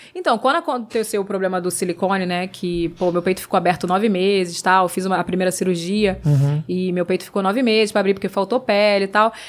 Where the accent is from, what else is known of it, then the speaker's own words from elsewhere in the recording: Rio de Janeiro, Brazil; moved away; eu vim lá da Pavuna